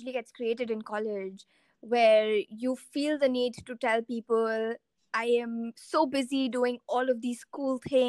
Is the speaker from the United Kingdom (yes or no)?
no; India; moved away; my identity as an Indian